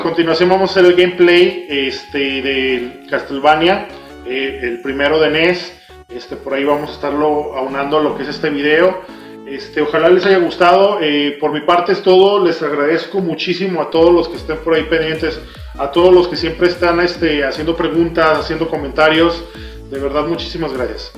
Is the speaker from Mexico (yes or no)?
yes; Mexico; como cultura mexicana